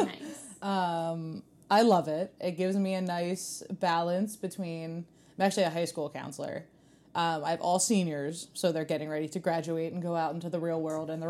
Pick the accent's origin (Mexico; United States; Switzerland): United States; I'm an Indian Creeker, like you.